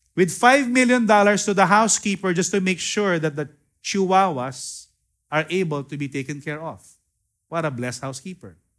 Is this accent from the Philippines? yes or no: yes; Philippines; I am a Filipino, I'm not a Hebrew